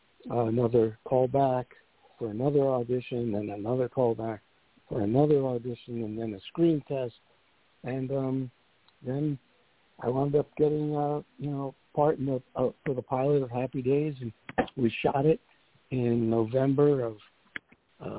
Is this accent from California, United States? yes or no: no; New York City, New York, United States; moved away as an adult; also born or lived in Pennsylvania / Los Angeles; I was born in Brooklyn, in the Flatbush section of Brooklyn, and had a great upbringing there, went to public schools, and then Erasmus Hall High School